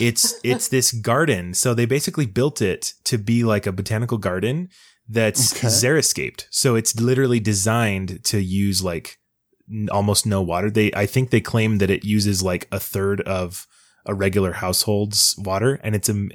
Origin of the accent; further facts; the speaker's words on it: West Jordan, Utah, United States; I'm from West Jordan.